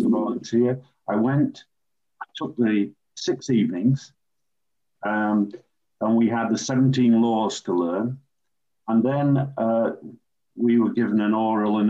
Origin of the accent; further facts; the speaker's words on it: Sheffield, Yorkshire and the Humber, United Kingdom; as a youngster growing up in Sheffield, city where I was born and still live